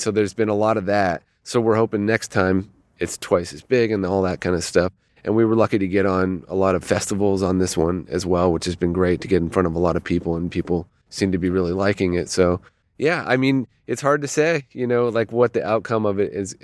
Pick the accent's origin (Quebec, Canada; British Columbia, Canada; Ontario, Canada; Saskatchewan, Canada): Ontario, Canada; Toronto; moved away as an adult; also born or lived in Los Angeles; I grew up in Toronto, uh, in Ontario, in Canada.